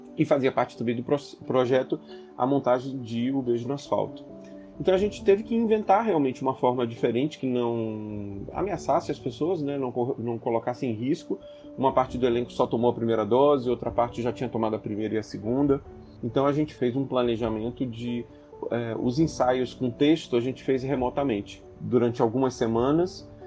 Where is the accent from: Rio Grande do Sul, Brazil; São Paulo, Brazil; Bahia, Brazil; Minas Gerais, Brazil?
Bahia, Brazil; accent: Bahian; o sotaque baiano, a gente tem um sotaque que a gente imprime bastante no texto